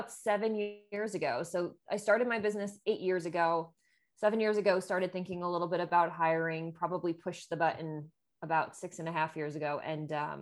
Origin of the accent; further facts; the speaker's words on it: New Jersey, United States; I grew up in New Jersey